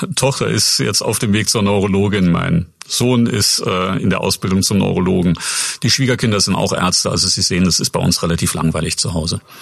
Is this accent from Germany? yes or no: yes; Saarbrücken, Saarland, Germany; moved away as an adult; also born or lived in Bad Kreuznach / Würzburg; now in Schweinfurt, Germany; davor aufgewachsen bin ich in Saarbrücken, eigentlich geboren bin ich in Bad Kreuznach äh, in, der, in Rheinland-Pfalz ähm, und ja, wie gesagt, sozialisiert worden in Saarbrücken